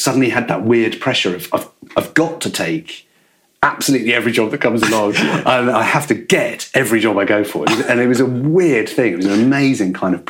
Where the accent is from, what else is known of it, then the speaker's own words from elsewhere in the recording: Newcastle upon Tyne, North East England, United Kingdom; moved away as an adult; I grew up in Northumberland and grew up in, you know, near Newcastle